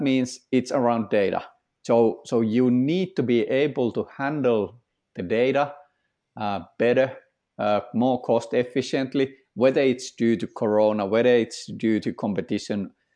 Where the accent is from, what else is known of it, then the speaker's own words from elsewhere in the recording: Finland; I'm from Finland